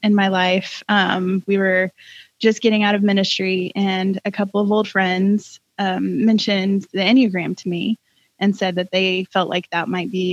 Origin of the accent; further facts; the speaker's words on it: Georgia, United States; moved away as an adult; also born or lived in North Carolina; now in Tennessee, United States; I grew up in Georgia and lived in North Carolina for about 16 years and have called Tennessee home for two.